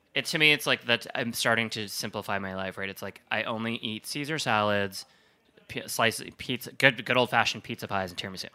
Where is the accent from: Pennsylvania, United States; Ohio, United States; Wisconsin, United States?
Wisconsin, United States; growing up in Wisconsin, Lake Michigan